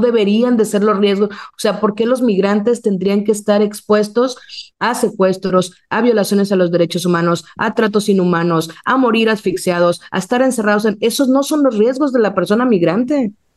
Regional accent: Mexico

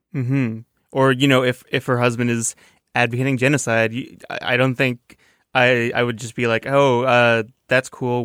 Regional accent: Toronto, Ontario, Canada; moved away; I'm from Toronto, a, a very big town.

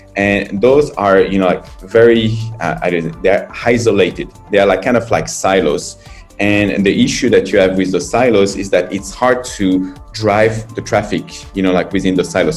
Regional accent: France; moved away as an adult; now in China; I'm from France

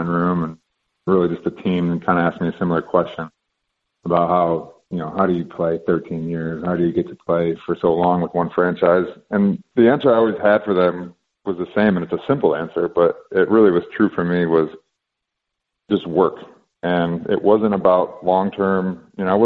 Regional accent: Rockford, Michigan, United States; I was a kid from Rockford, Michigan

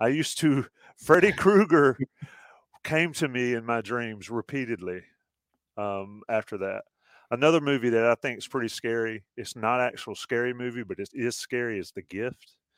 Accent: the South, United States; I'm from the South

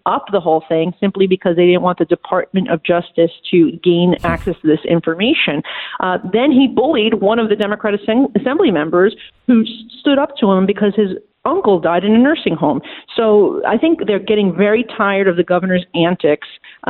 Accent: New York City, New York, United States; And as a New Yorker, I can say, look, of course I want my city and state to have money

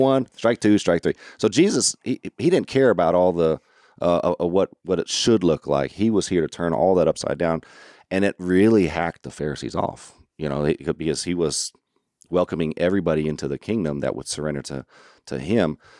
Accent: Orlando, Florida, United States; also born or lived in Arkansas; I'm from Florida, but I'm not from your, your Panhandle, Florida

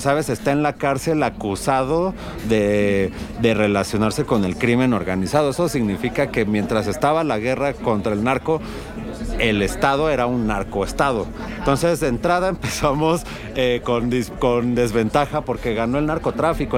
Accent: Mexico; cómo somos los mexicanos

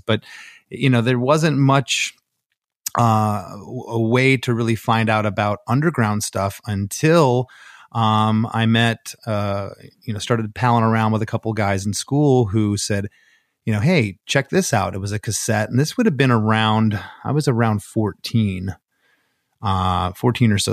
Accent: Port Charlotte, Florida, United States; moved away; also born or lived in Gainesville; our old drummer, Vinny, who him and I grew up in Gainesville, or excuse me, in Port Charlotte

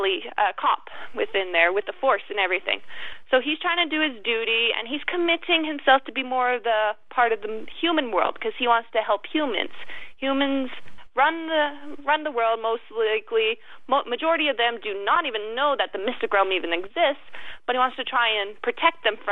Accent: Stony Plain, Alberta, Canada; I'm originally from Stony Plain, Canada

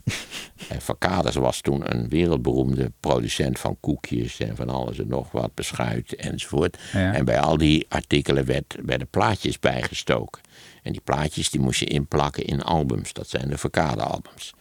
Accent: Wageningen, Gelderland, Netherlands; Ik ben natuurlijk opgegroeid in Wageningen

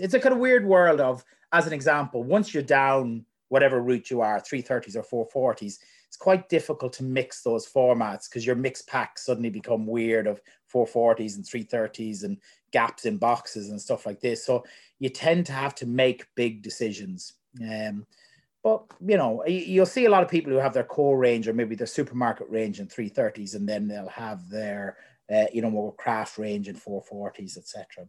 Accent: Ireland; moved away as an adult; also born or lived in United Kingdom; now in New Zealand; Growing up in Ireland

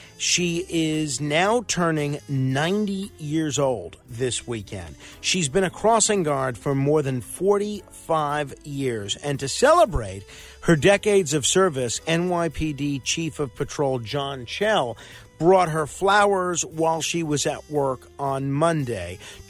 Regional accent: New Jersey, United States; In my home state of New Jersey, it's only 18.

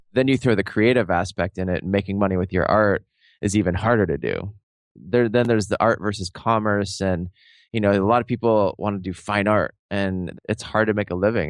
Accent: Seattle, Washington, United States; I grew up in Seattle, I was living in Seattle at the time

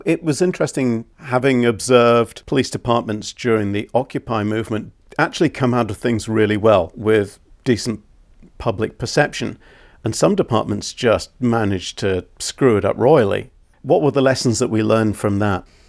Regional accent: United Kingdom; growing up in Britain and being a police officer in the UK in the 80s and the 90s

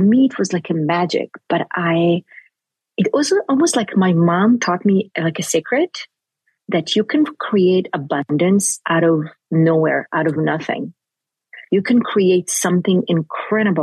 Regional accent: Jerusalem, Jerusalem District, Israel; first language Hebrew; English is a second language; I grew up in Jerusalem.

